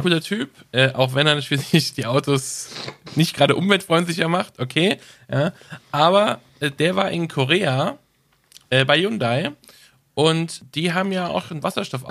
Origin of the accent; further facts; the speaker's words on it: Germany; Da sind wir Deutsche sehr, sehr stolz darauf